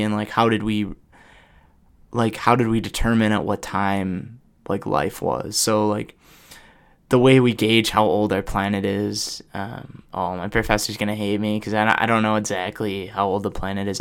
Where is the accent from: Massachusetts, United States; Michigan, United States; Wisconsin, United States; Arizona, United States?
Wisconsin, United States; Oshkosh; now in Madison, United States; back in Oshkosh